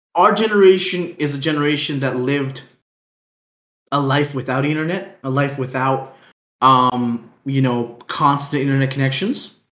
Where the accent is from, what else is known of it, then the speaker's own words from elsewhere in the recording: Aruba; we come from Aruba